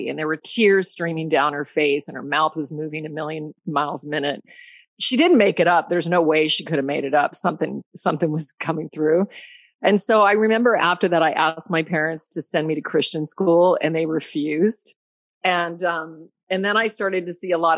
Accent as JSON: {"language": "English", "region": "Alaska", "country": "United States", "tie": "born or raised there", "also_born_or_lived": "Colorado", "said": "I was born in Colorado and then raised in Alaska. I moved to Alaska when I was 9."}